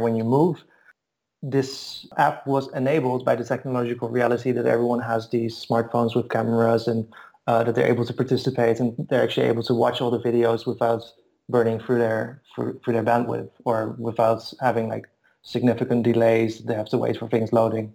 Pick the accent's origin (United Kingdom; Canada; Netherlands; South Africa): Netherlands; also born or lived in Bulgaria / Istanbul / Moscow; now in Berlin, Germany; I've moved around a bit. I'm from Holland.